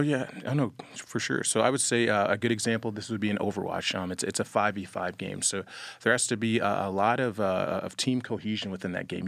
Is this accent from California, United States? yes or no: no; Jacksonville, Florida, United States; moved away as an adult; I'm originally from Jacksonville, Florida. Um, I've, I've lived there for about over, over twenty years.